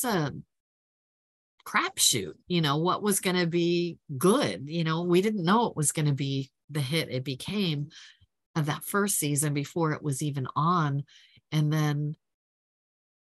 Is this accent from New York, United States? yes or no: no; Huntington Beach, California, United States; I grew up in Huntington Beach, which is on the Pacific Ocean, and it's in Orange County